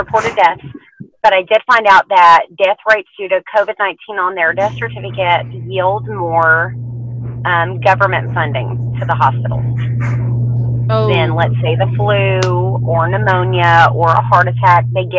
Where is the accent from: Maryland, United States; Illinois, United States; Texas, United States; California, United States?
Texas, United States; I was born in Texas, raised in Texas